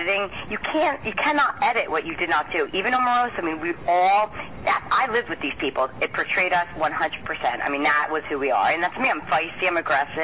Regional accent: Wayne, New Jersey, United States; I'm originally from Wayne, New Jersey. It's about 15 minutes outside of Manhattan.

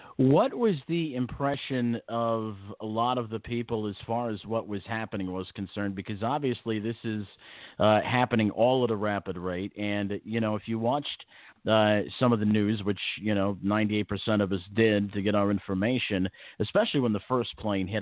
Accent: Chicago, Illinois, United States; I'm an old Chicago guy and uh, was uh, born and raised

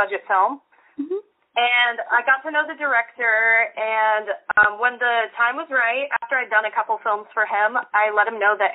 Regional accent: Memphis, Tennessee, United States; moved away as an adult; also born or lived in Arizona; now in Nashville, United States; I moved back to my hometown in Memphis

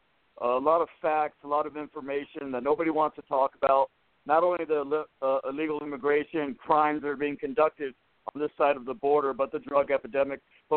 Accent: Inglewood, California, United States; I'm from California. I was born in Inglewood, Los Angeles.

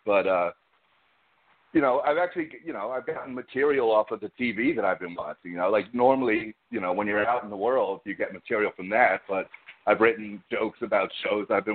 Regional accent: New York, United States; I'm a New Yorker

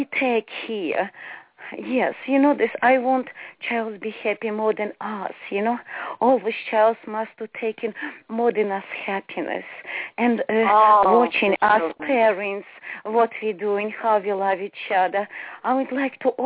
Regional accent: Ukraine; English is a second language; moved away as an adult; now in Charleston, United States; I was born to Ukraine, but I lived to America 7 years.

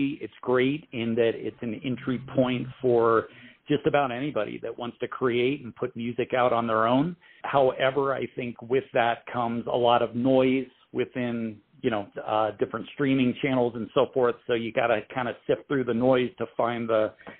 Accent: Pittsburgh, Pennsylvania, United States; moved away as an adult; also born or lived in San Francisco, California; now in Denver, United States; Born and raised in Pittsburgh, spent a little bit of time in San Francisco, California. back to Pittsburgh and now here in Denver

